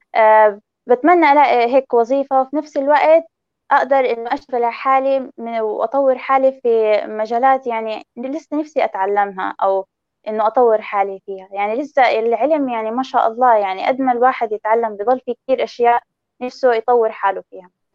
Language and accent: Arabic; Palestine; هويتي أنا فلسطينية مش إسرائيلية